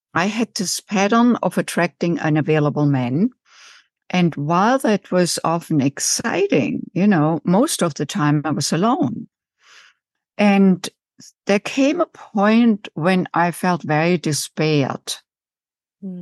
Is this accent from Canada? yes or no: no; Germany; English is a second language; moved away as an adult; also born or lived in United States; now in Chicago, United States; as you can tell from my accent, I didn't grow up in the United States. I was born and raised in Germany and came in my late 20s